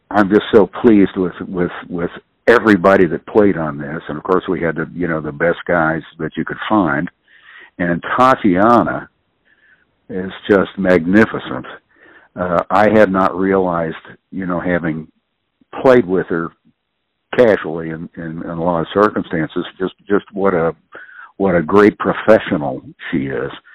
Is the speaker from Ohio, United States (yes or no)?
yes; Columbus, Ohio, United States; moved away as an adult; also born or lived in New Orleans; the first time I was seriously away from Columbus